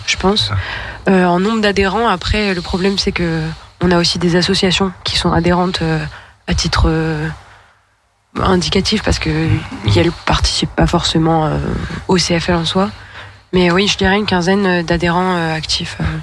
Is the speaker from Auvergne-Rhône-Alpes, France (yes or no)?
yes; Lyon, Auvergne-Rhône-Alpes, France; je suis une lyonnaise depuis toujours